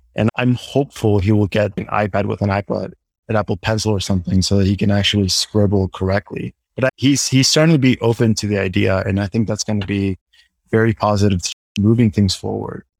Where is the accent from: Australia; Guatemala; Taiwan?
Guatemala; moved away as an adult; also born or lived in New York City, United States; I am originally from Guatemala and I'm currently living and working there